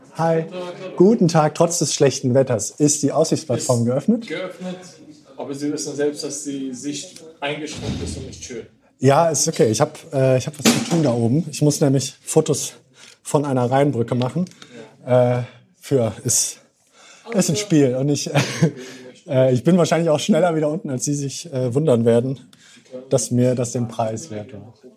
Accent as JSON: {"language": "German", "town": "Cologne", "region": "North Rhine-Westphalia", "country": "Germany", "tie": "born or raised there", "said": "als gebürtiger Kölner"}